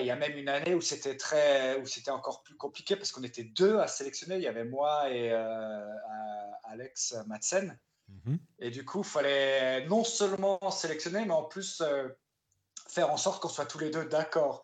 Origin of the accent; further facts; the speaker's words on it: Saint-Louis, Grand Est, France; now in Strasbourg, France; j'avais commencé le théâtre dans, dans, ma ville natale à Saint-Louis, en Alsace, quand j'avais 9 ans